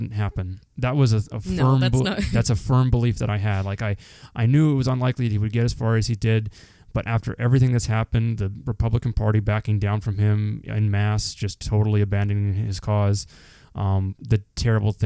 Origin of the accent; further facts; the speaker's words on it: Canada; we're Canadian